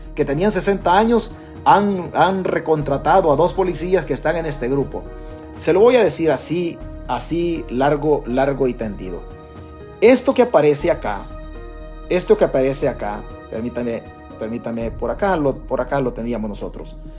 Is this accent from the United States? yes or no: no; El Salvador; los salvadoreños